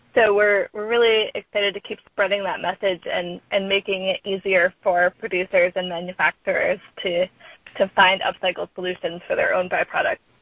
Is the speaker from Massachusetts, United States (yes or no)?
yes; Sandwich, Massachusetts, United States; now in Oakland, United States; I'm originally from Massachusetts from a town called Sandwich